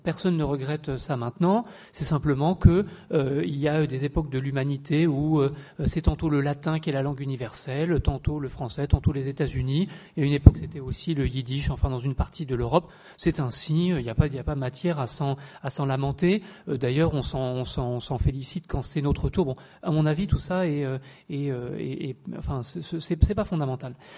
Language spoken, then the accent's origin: French; Paris, Île-de-France, France; Je suis français, sans doute, de, de, nationalité, de socialisation, mais après tout, je suis aussi parisien